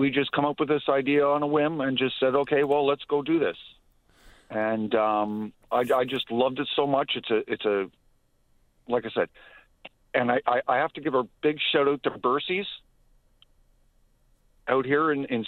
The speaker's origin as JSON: {"language": "English", "region": "Ontario", "country": "Canada", "tie": "born or raised there", "moved": "as an adult", "lives_now": "Newfoundland, Canada", "said": "I was born and raised in Ontario"}